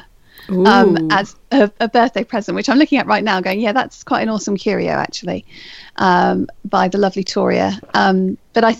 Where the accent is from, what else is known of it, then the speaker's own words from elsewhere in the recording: Cornwall, South West England, United Kingdom; I was born in Cornwall and grew up in Cornwall, and it's kind of what I consider to be my spiritual home.